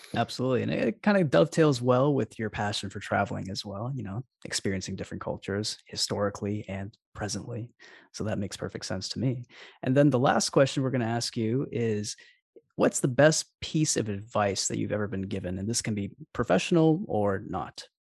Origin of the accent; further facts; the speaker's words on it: Alabama, United States; I'm actually from Alabama myself.